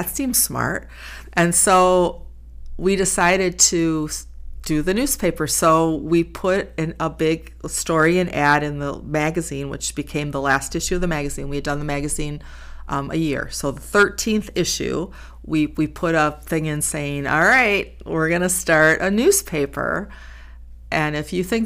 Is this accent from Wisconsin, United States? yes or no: yes; Racine, Wisconsin, United States; also born or lived in Milwaukee / East Troy; I was raised in Racine.